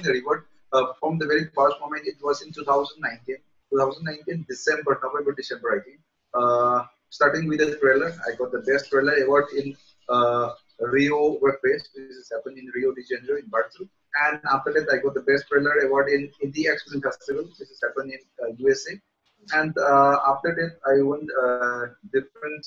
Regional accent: Manipur, India; I work as a film producer in our Manipuri film industry

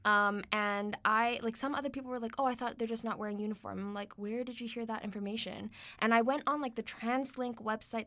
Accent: Canada; we're Canadian

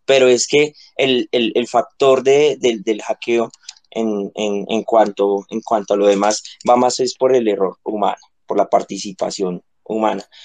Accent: Colombia; soy colombiano

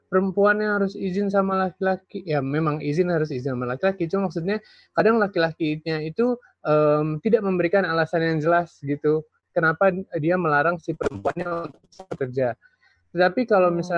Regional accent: West Sumatra, Indonesia; Saya ambil contoh, misalnya dalam uh, budaya Minang ya, karena kebetulan saya dari

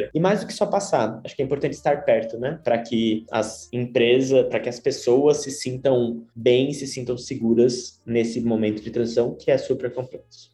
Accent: Tupã, São Paulo, Brazil; sou de Tupã, é uma cidade no interior do estado de São Paulo.

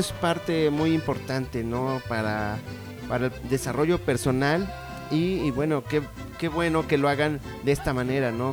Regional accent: Mexico; nos caracteriza como mexicanos

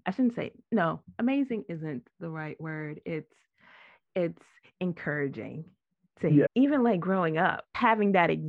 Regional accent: Washington, District of Columbia, United States; I am born and raised in Washington, D.C.

